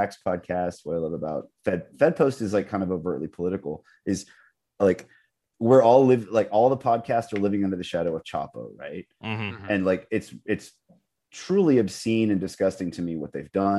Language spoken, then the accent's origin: English; the South, United States; I'm from the South